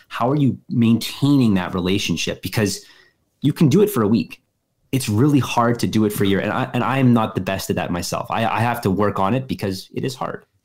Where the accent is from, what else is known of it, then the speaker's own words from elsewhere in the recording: Winnipeg, Manitoba, Canada; moved away as an adult; also born or lived in Halifax, Canada / San Diego, United States; I'm from Winnipeg, I went to school at Dalhousie. I went to school at San Diego State